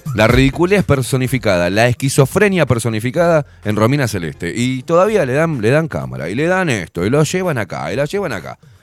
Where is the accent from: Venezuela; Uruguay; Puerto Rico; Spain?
Uruguay; en Uruguay me hicieron nacer